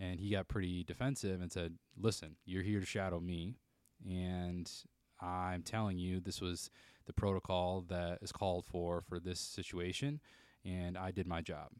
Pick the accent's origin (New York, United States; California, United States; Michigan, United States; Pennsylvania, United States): Michigan, United States; Jackson; I grew up in Jackson, Michigan.